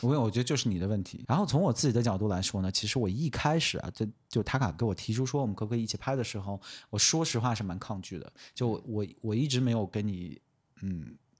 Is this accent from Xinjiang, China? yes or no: yes; Xinjiang, China; 作为新疆人的一个最后一丝骄傲